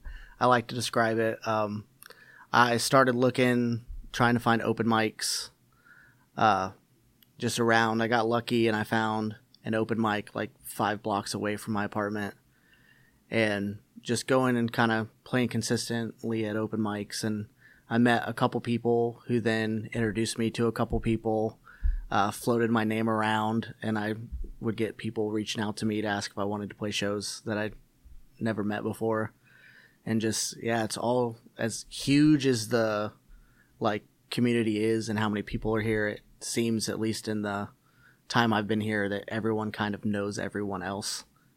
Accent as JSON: {"language": "English", "region": "Indiana", "country": "United States", "moved": "yes", "lives_now": "Seattle, United States", "said": "I moved out here in 2015 from Indiana. So I've been out here about 2.5 years, been playing music for just about 9 years now."}